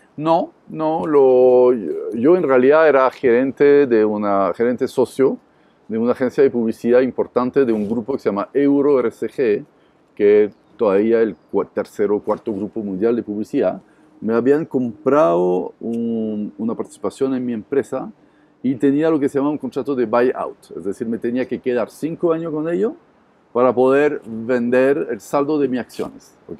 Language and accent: Spanish; Montpellier, Occitania, France; Spanish is a second language; moved away as an adult; now in Chile; Sí, yo soy francés, soy originario del sur de Francia, de Montpellier